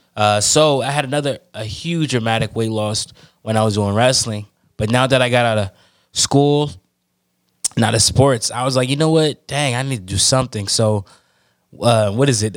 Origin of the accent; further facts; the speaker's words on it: Oakland, California, United States; I'm from, born and raised in Oakland, California